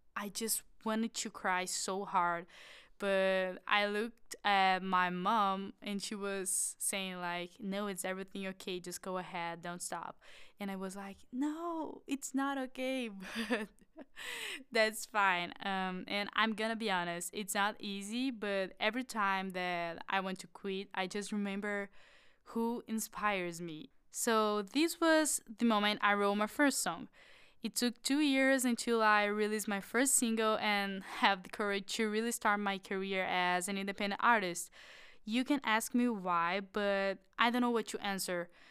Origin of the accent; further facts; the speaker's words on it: Florianópolis, Santa Catarina, Brazil; I'm from Florianópolis, which is an amazing island.